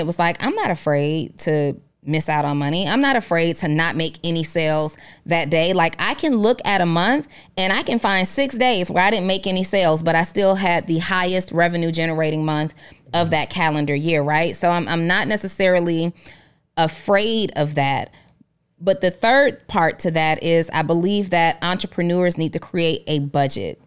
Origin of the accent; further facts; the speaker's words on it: New Orleans, Louisiana, United States; my childhood growing up in New Orleans.